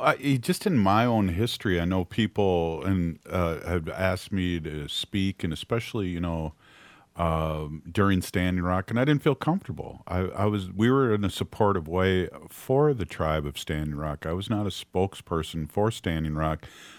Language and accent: English; United States; I'm a Ho-Chunk. I'm not from South Dakota, so to speak, or North Dakota.